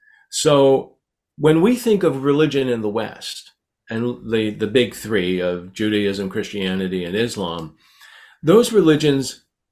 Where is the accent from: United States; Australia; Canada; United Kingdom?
Canada; I'm so Canadian, I now say Z.